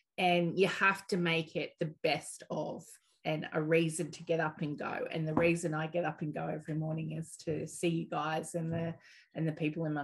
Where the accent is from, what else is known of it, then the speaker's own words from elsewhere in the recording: Maitland, New South Wales, Australia; also born or lived in Newcastle; Maitland, mainly.